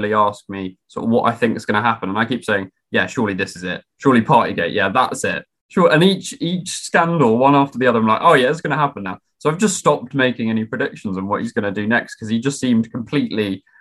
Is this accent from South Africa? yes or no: no; Lewes, South East England, United Kingdom; born or raised there; also born or lived in Oxfordshire